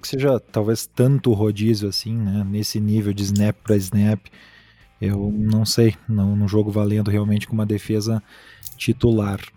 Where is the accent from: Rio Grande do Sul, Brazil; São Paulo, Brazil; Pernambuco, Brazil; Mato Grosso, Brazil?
Rio Grande do Sul, Brazil; now in Utah, United States; Eu sou gaúcho, mas eu moro aqui em Utah, uh, pertinho de Salt Lake City